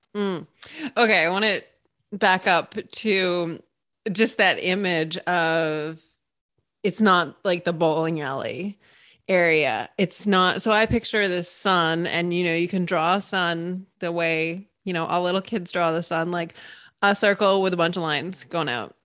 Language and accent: English; Massachusetts, United States; moved away; I just said wicked because I'm originally from Massachusetts